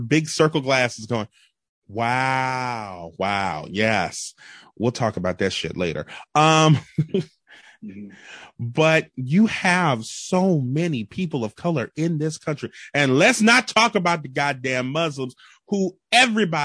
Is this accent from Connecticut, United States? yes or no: no; New Orleans, Louisiana, United States; we grew up in New Orleans. We're very close to the Vietnamese population here. And I live in New Orleans East